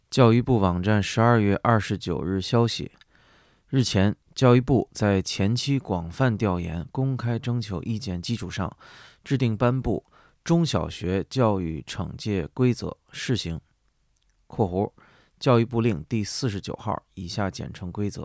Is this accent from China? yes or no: yes; China; 我作为一个中国人